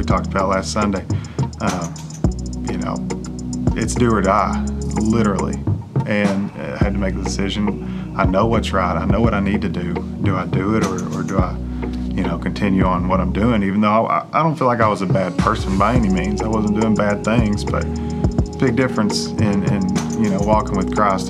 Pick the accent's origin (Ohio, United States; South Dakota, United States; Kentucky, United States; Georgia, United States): Kentucky, United States; Barbourville; I'm from Knox County, Barberville. Yeah. Or as we call it, Barvel.